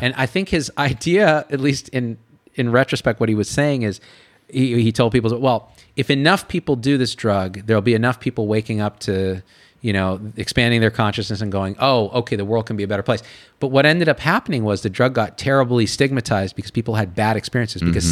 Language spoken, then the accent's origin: English; Clovis, California, United States; moved away as an adult; also born or lived in San Francisco / Berkeley; I'm this kid from Clovis, California. Like it's one of the most conservative places in California